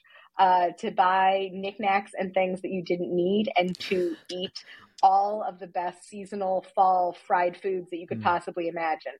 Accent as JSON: {"language": "English", "town": "Terre Haute", "region": "Indiana", "country": "United States", "tie": "born or raised there", "moved": "as an adult", "lives_now": "Indianapolis, United States", "said": "I grew up in Terre Haute, which is about an hour and a half southwest of Indianapolis."}